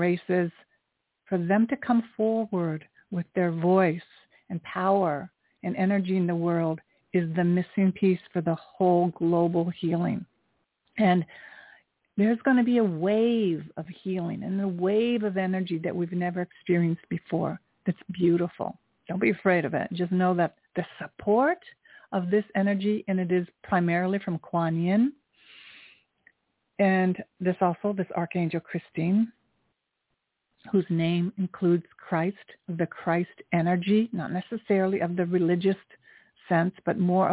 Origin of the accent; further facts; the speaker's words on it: Japan; I was born in Japan. I am half Japanese.